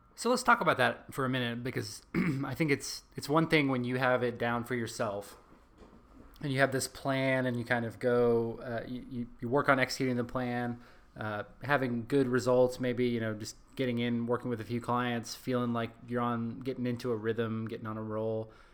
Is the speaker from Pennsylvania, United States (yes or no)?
no; Texas, United States; accent: American Texas; my my U.S. like my American Texas accent